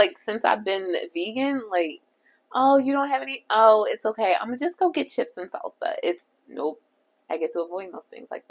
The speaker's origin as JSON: {"language": "English", "country": "Jamaica", "said": "I'm also Jamaican and black."}